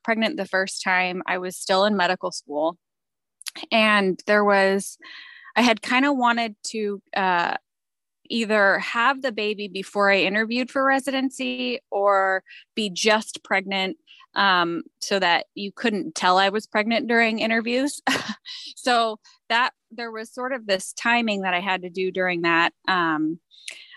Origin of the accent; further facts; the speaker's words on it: California, United States; I'm from California